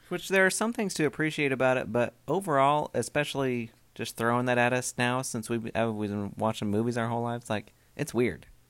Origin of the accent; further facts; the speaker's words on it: Oregon, United States; now in Southern US; where I grew up in Oregon